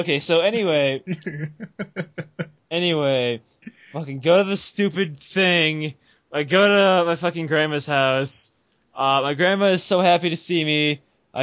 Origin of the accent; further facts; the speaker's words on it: Illinois, United States; moved away; I'm actually from Illinois, and all my family, my extended family from my mother's side, lives in Chicago